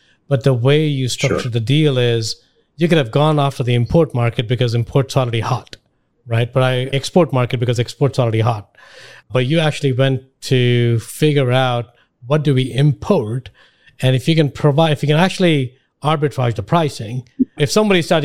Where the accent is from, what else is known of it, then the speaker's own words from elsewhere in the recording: India; now in United States; I grew up in India